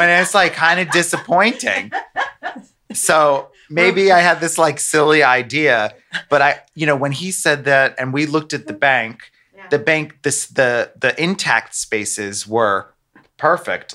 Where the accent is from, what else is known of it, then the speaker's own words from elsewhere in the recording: United States; moved away; I'm American